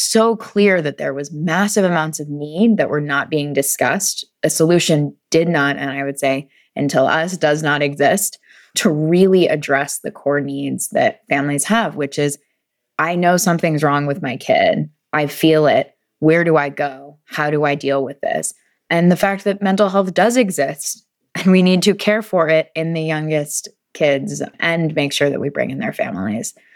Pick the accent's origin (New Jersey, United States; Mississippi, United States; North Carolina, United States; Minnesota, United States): North Carolina, United States; also born or lived in British Columbia; we are from North Carolina